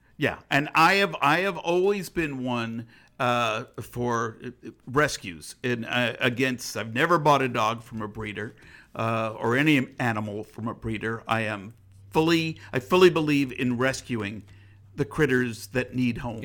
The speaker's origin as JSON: {"language": "English", "country": "United States", "said": "I was proud to be an American"}